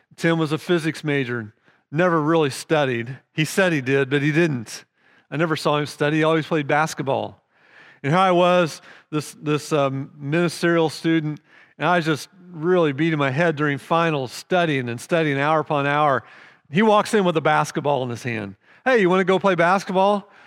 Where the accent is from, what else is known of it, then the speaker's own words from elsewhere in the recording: United States; We're American